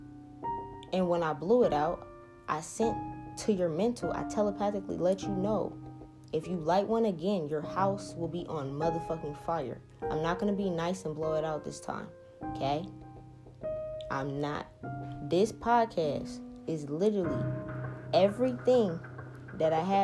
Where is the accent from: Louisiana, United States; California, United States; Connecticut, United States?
Louisiana, United States; New Orleans; now in Seattle, United States; I'm from New Orleans.